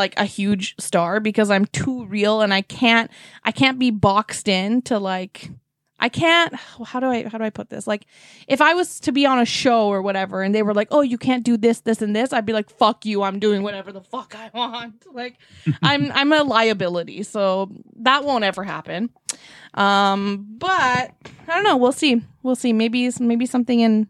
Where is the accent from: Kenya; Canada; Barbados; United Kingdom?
Canada; Vancouver, British Columbia; now in Toronto, Canada; I grew up in Vancouver too